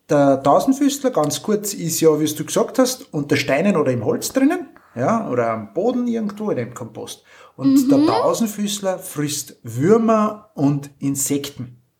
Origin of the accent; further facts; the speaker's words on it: Austria; Ist aber umgangssprachlich bei uns in Österreich oder im Viertel sagt man da auch 1000 Füßler.